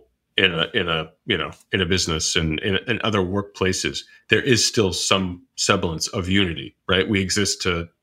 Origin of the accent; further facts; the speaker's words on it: United States; I am an American and I do live in the United States